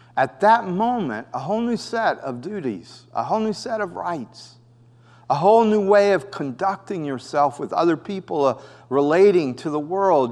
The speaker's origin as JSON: {"language": "English", "country": "United States", "also_born_or_lived": "Costa Rica", "said": "I was a U S citizen"}